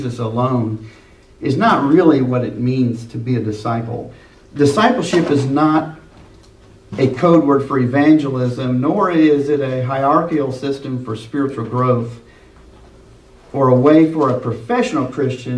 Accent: Liberty, Missouri, United States; I'm from the Kansas City area, Liberty particularly

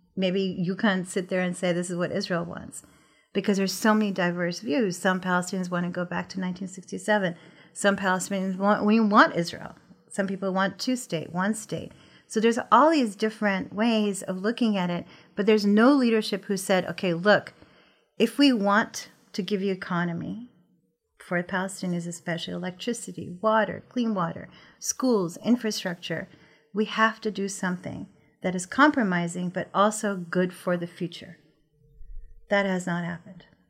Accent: Pakistan; I'm from Pakistan

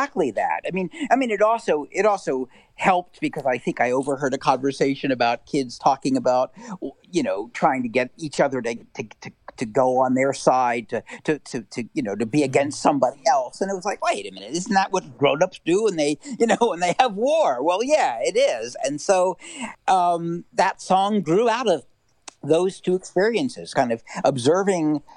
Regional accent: United States; growing up outside of Washington, it was a political town.

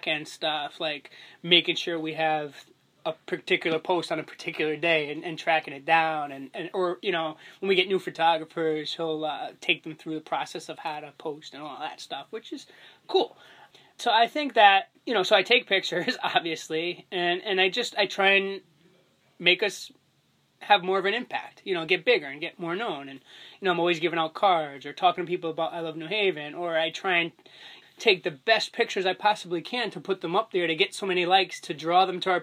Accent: West Haven, Connecticut, United States; born or raised there

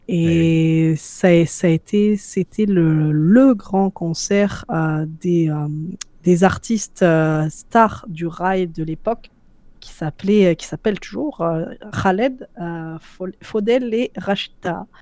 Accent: France; moved away as an adult; also born or lived in Algeria (ancestry); now in Canada; je suis française, même si aujourd'hui, tu vois, je, je, je, ne vis plus en France depuis 5 euh, ans

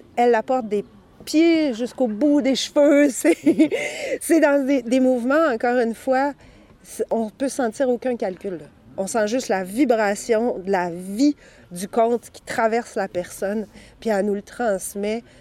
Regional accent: Sherbrooke, Quebec, Canada; also born or lived in Saint-Élie-d'Orford; now in Quebec City, Canada; il y avait un festival de contes à Sherbrooke, là où j'avais grandi

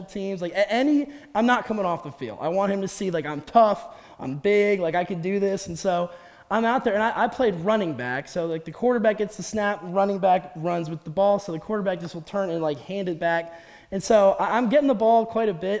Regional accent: Columbus, Ohio, United States; moved away as an adult; now in Bay Village, United States; I'm from Columbus, grew up down there

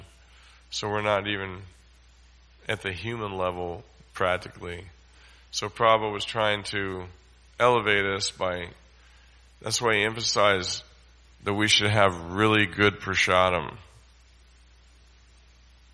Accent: United States; we come from America

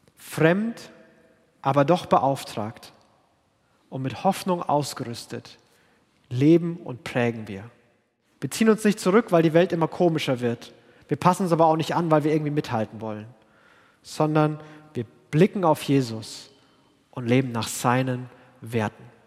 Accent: Franconia, Bavaria, Germany; bin Franke, wo alle so reden und denken und aussehen wie ich

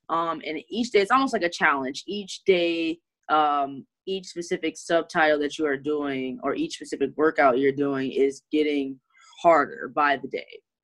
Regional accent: Detroit, Michigan, United States; also born or lived in Flint, Michigan; I am from Detroit, Michigan. That is where I grew up and swim at.

